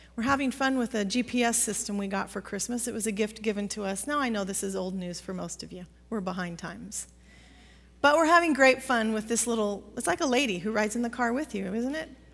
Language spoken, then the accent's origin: English; Pacific Northwest, United States; growing up in the Pacific Northwest